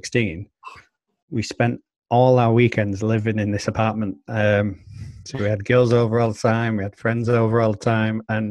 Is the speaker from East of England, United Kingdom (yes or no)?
no; Manchester, North West England, United Kingdom; I grew up in Blakely, which is on the outskirts of Manchester.